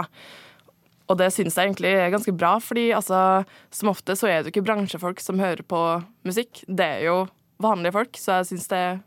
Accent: Norway; jeg er norsk

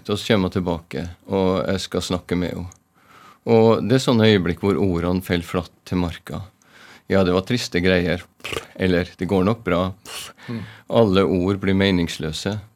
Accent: Trondheim, Trøndelag, Norway; also born or lived in Ålesund; Jeg har røtter på Vestlandet, men eh, jeg vokste opp for de fleste av skoleårene. Jeg eh, var i Trondheim, men første førskole var i eh, Ålesund.

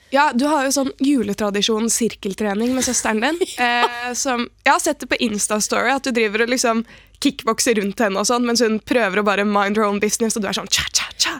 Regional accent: Oslo, Norway; Jeg er fra Oslo

